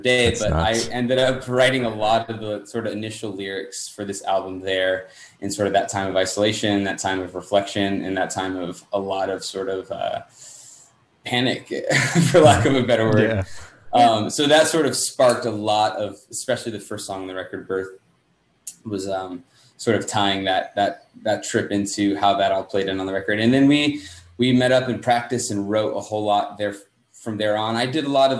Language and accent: English; United States; I'm from the States